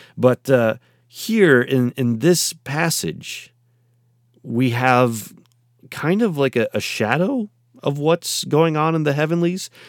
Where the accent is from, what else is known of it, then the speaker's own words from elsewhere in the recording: United States; I'm in, uh, America and therefore, uh, in the United States